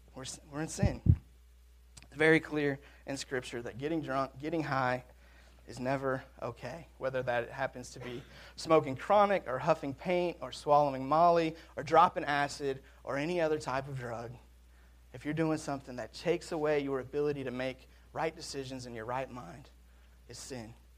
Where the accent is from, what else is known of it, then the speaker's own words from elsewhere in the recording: Washington, United States; now in Mississippi, United States; I'm from Washington